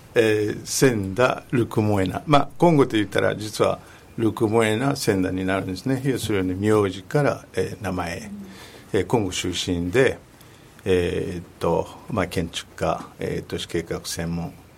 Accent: Kinshasa, DR Congo; Japanese is a second language; moved away; also born or lived in Katanga; 南で生まれた、えー、カタンガという地域なんですけども育ったのはキンシャサともあとあの西の方

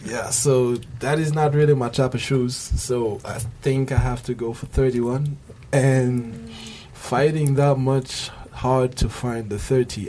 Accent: Senegal; moved away as an adult; now in Japan; I come from Senegal, and uh, I'm studying at KIC, Kobe Institute of Computing

